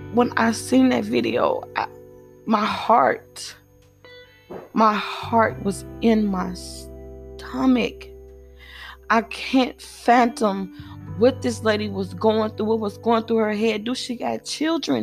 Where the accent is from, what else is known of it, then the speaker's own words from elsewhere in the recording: United States; I am African American